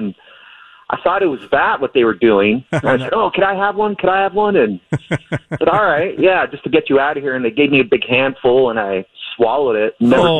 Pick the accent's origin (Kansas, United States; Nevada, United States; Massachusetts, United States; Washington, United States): Washington, United States; Redmond; now in Bothell, United States; I grew up here in Redmond.